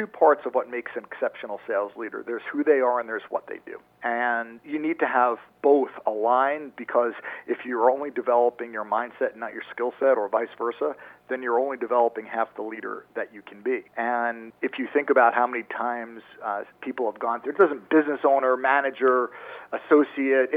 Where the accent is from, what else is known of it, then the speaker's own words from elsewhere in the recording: New York, United States; moved away as an adult; also born or lived in Maryland; Born and raised in New York, went to school down at University of Maryland